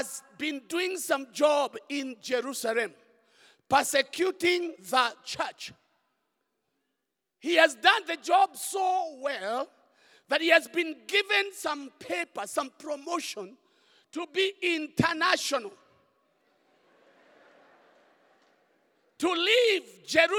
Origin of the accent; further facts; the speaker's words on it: Kenya; English is a second language; many of us in Kenya, English is not the first language. English for me is a third language.